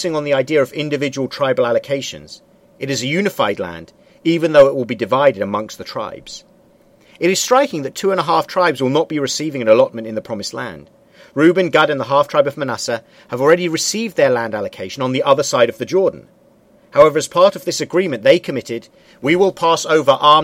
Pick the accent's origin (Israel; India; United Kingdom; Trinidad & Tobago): United Kingdom; I'm British and Jewish. I'm a Brit and a Jew simultaneously.